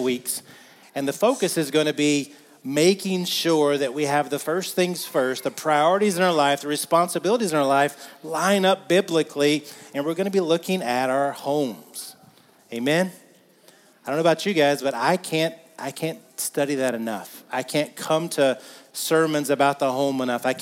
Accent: the South, United States; I'm from the South

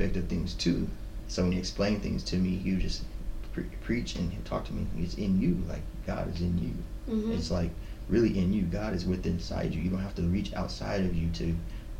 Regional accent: Seattle, Washington, United States; I was born in Seattle from America

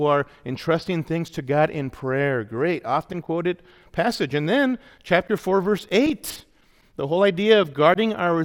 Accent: Los Angeles, California, United States; I grew up in Awana in the LA area, was involved in Awana as a kid

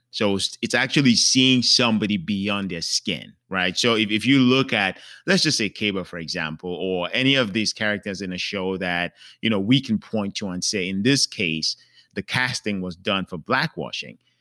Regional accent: Cameroon; moved away; I'm from Cameroon, that's where I was born.

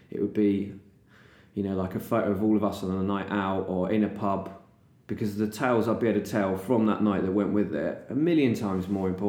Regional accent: England, United Kingdom; I'm English

